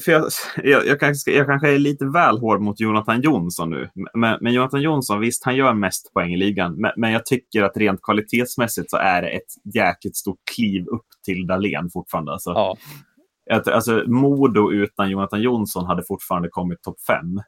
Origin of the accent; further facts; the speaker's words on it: Sweden; vi är svenskar